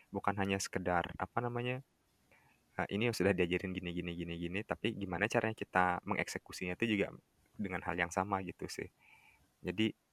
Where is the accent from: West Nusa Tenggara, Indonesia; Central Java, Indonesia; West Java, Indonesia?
West Nusa Tenggara, Indonesia; aku kan orang Lombok